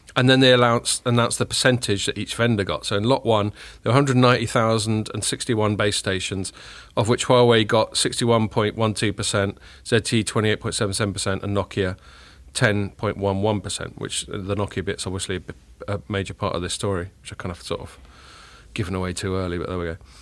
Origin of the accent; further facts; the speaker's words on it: Chile; I was born in Chile.